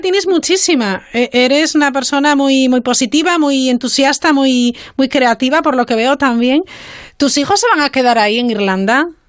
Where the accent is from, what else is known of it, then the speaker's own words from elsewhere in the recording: Spain; nuestro país, eh, España